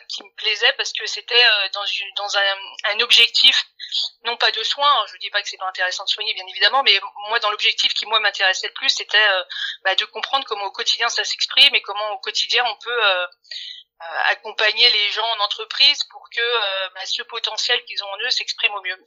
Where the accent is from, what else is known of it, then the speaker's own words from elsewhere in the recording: Paris, Île-de-France, France; j'avais jamais quitté Paris. Je suis parisienne. Hein, mmh je suis née, grande ici.